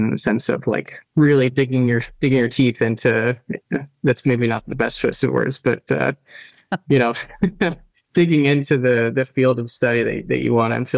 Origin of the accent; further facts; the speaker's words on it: Tallahassee, Florida, United States; moved away as an adult; also born or lived in northern New Jersey / Utah / Ann Arbor, Michigan; when I was a kid, my family moved to Florida, to Tallahassee. So that's where I grew up.